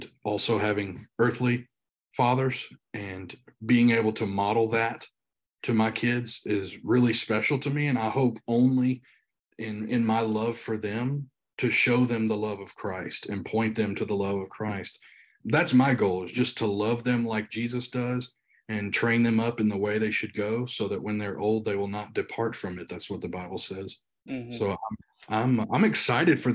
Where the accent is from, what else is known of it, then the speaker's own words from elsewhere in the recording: Union City, Tennessee, United States; moved away as an adult; also born or lived in Louisville, Kentucky / Nashville, Tennessee; now in Indianapolis, United States; me and my wife grew up. A little town called Union City, Tennessee